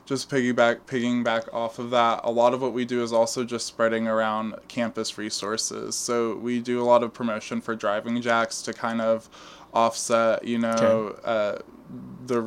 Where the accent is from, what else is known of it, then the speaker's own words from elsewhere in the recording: Port Neches, Texas, United States; moved away as an adult; now in East Texas, United States; I'm from Southeast Texas, kind of. I'm from a place called Port Neches. It's in the greater Beaumont area.